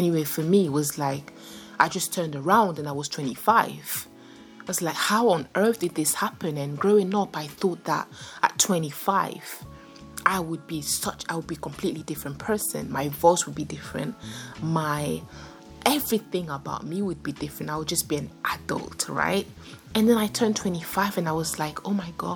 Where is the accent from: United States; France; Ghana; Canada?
France; growing up in France, like in one of the, it wasn't the poor neighborhood